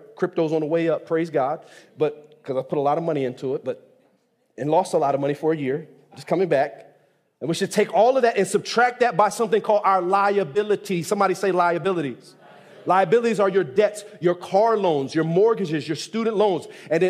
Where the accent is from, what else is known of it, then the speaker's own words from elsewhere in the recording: Nigeria; Now, I'm from Nigeria, but we're just going to charcoal.